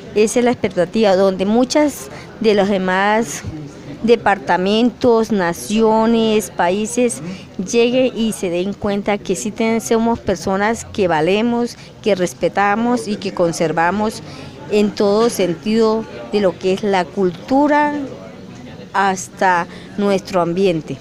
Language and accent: Spanish; El Carmen, Norte de Santander, Colombia; Nací en el corregimiento de Guamarito, municipio del Carmen Norte de Santander